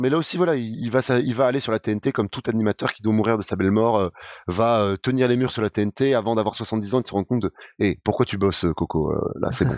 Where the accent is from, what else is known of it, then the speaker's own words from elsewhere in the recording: France; on n'est pas habitué en tant que Français